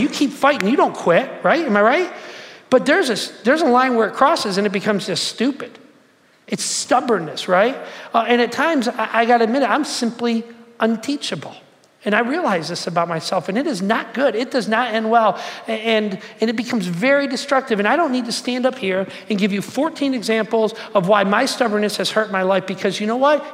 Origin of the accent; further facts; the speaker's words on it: Detroit, Michigan, United States; I'm from Detroit